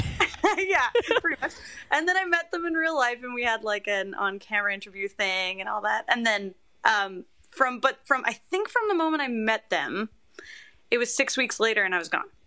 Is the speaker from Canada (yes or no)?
yes; Canada; as a Canadian